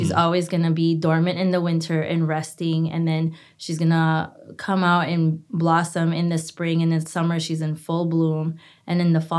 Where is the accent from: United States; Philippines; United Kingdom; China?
Philippines; moved away; growing up in the Philippines